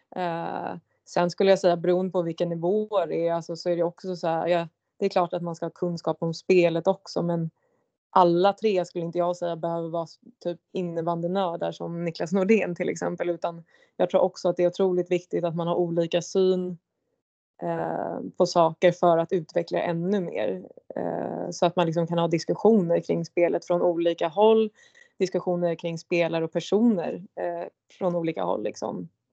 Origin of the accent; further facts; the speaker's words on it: Järfälla, Stockholm County, Sweden; jag är ju från Järfälla